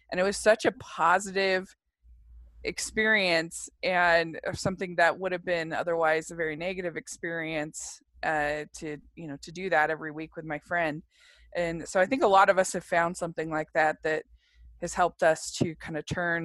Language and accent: English; Utah, United States; I'm from Utah